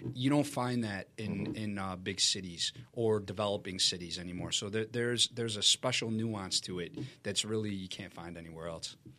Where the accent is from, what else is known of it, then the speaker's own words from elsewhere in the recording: Chicago, Illinois, United States; I grew up in Chicago